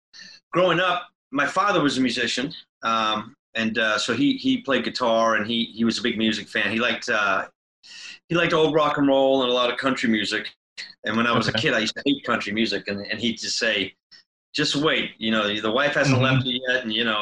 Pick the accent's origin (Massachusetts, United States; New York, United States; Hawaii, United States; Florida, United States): Massachusetts, United States; Manchester-by-the-Sea; also born or lived in England / Swindon, England; I moved here when I was a kid. I was born in England, and I moved here when I was pretty young, and I grew up right here in the town, in Manchester.